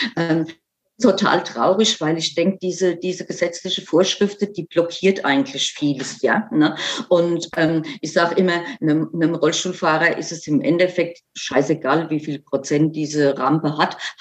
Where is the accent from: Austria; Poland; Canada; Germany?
Germany; bei uns in Deutschland